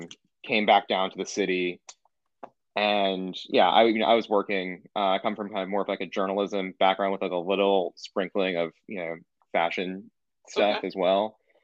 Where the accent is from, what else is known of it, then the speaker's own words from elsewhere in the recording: New York City, New York, United States; also born or lived in New Jersey; So I'm from like the Upper West Side of New York.